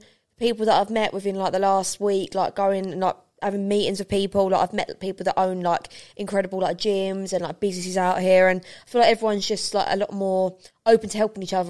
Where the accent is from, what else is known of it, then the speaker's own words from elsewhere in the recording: London, United Kingdom; I love London. I'm a Londoner. I've always loved London.